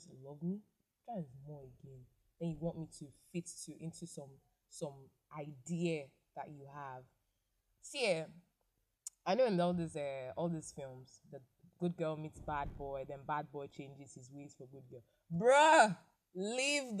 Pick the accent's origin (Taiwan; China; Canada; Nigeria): Nigeria; I live in Nigeria. I am from Nigeria